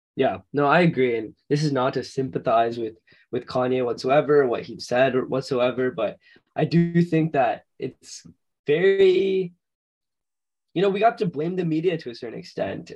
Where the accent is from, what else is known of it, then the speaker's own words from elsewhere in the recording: Florida, United States; we're both from Florida